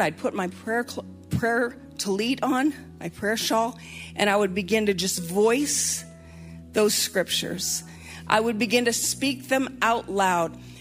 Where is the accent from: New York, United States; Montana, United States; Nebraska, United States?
Montana, United States; moved away; I'm from Montana